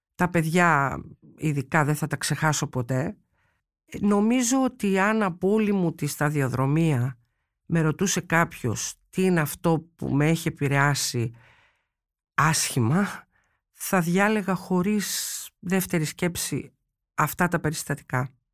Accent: Chalcis, Central Greece, Greece; εγώ είμαι από τη Χαλκίδα

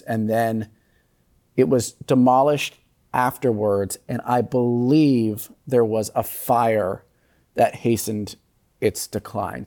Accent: Philadelphia, Pennsylvania, United States; as a Philadelphian

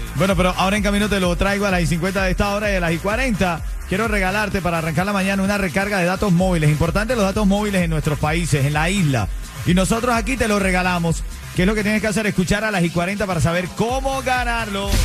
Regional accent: Venezuela; now in Miami, United States; yo como venezolano

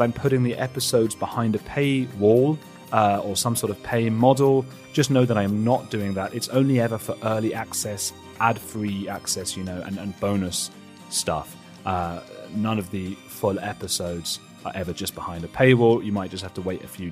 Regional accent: Watford, East of England, United Kingdom; I'm from Watford

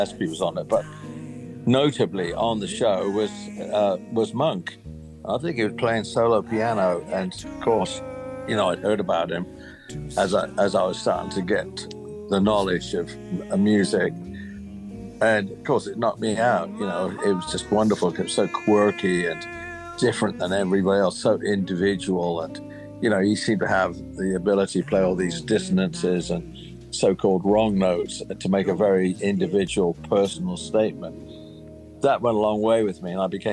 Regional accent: United Kingdom; I grew up in Britain

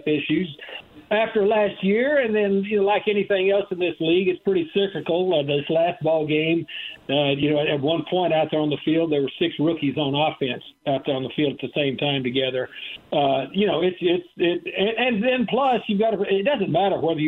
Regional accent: Texas, United States; moved away; also born or lived in Terre Haute, Indiana; I grew up in Texas

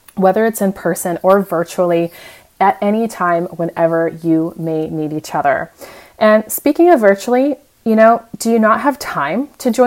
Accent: United States; moved away as an adult; now in Europe; as the American

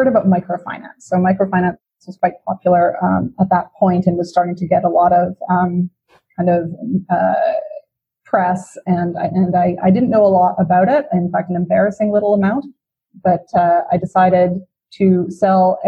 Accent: Vancouver, British Columbia, Canada; also born or lived in Toronto; I'm originally from Vancouver, born and raised

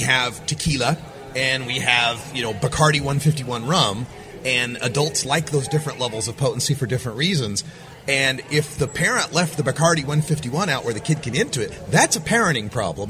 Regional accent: Portland, Oregon, United States; I'm from Portland, Oregon, and one of the things about Portland, Oregon, we're total foodies

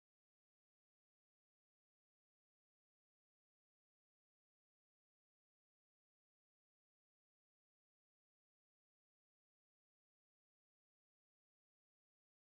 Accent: Detroit, Michigan, United States; I'm from Detroit

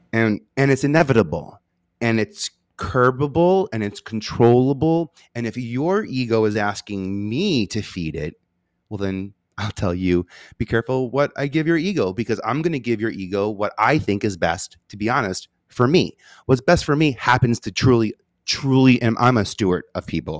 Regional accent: New York City, New York, United States; I'm from Staten Island. I feel like I have an accent.

